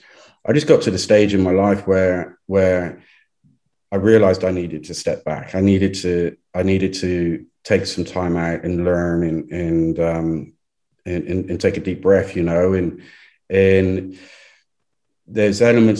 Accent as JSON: {"language": "English", "region": "England", "country": "United Kingdom", "moved": "yes", "said": "I'm too English"}